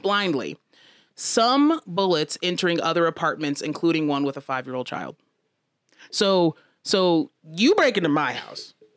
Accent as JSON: {"language": "English", "town": "Aurora", "region": "Colorado", "country": "United States", "tie": "born or raised there", "said": "growing up in Aurora"}